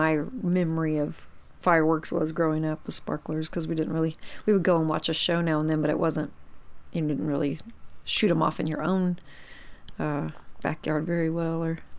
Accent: United States; I'm an American

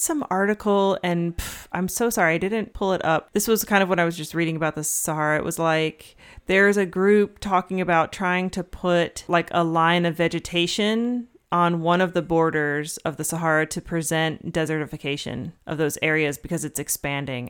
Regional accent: Georgia, United States; I'm from Georgia, but my family's not from Georgia

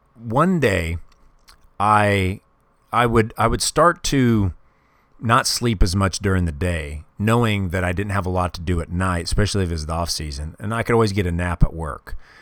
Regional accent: Kansas City, Missouri, United States; I grew up in Kansas City when I was, uh, when I was a kid.

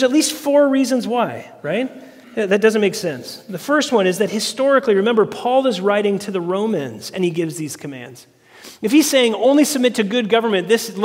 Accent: United States

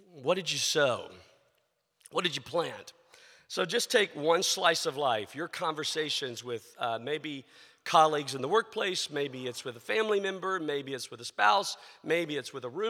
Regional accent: the South, United States; I grew up in the South

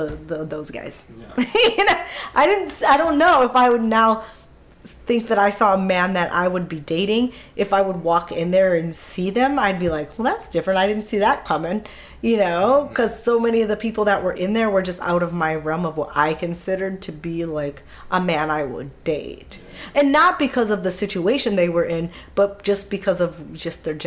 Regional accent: Minneapolis, Minnesota, United States; we grew up in Minneapolis, in the city, in Minneapolis

